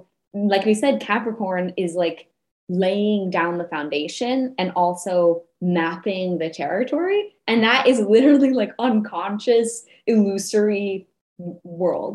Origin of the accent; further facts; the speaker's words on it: New Mexico, United States; now in Los Angeles, United States; I was born in New Mexico, where we have a lot of scorpions.